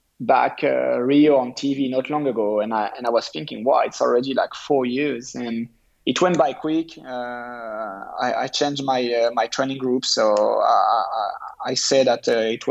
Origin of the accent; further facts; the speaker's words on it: France; my home country